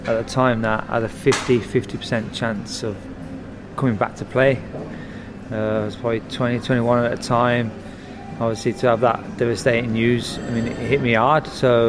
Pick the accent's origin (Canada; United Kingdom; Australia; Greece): United Kingdom; Birmingham, West Midlands; moved away; I'm a lad from Birmingham